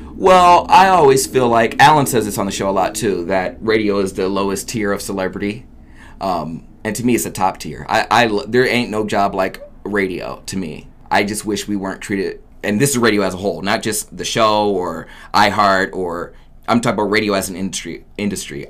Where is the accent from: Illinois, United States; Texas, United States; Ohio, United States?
Ohio, United States; Oberlin; moved away as an adult; also born or lived in Akron, Ohio; I'm born and raised in Oberlin, Ohio